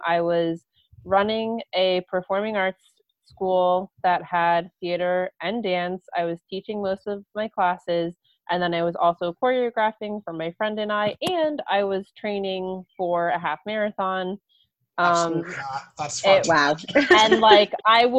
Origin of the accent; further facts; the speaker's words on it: New Jersey, United States; I had moved back home, and I was commuting from South Jersey up to Montclair State University